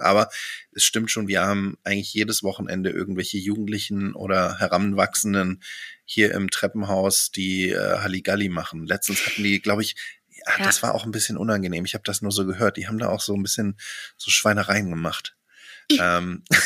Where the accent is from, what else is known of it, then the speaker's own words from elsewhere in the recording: Germany; als Deutsche